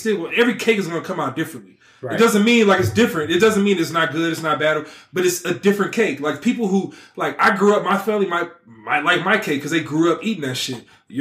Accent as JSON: {"language": "English", "area": "Bay Area", "region": "California", "country": "United States", "said": "From Bay Area."}